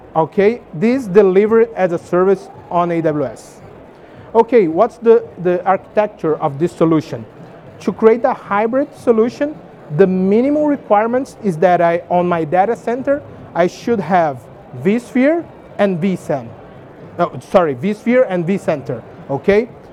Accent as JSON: {"language": "English", "country": "Brazil", "said": "I'm from Brazil."}